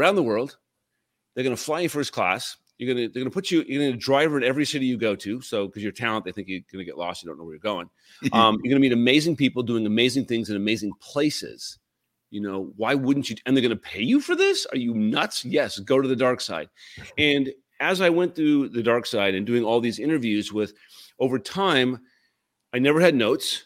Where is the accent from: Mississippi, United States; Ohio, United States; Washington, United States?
Washington, United States; Puyallup; moved away; I grew up in Puyallup